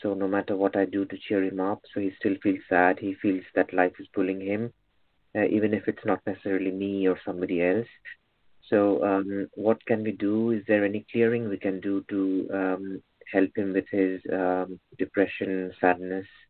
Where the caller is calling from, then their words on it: United Kingdom; I'm calling from the United Kingdom